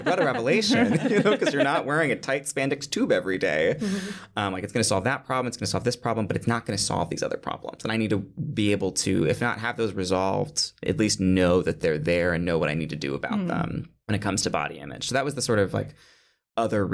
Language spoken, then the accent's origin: English; Michigan, United States; moved away as an adult; now in New York City, United States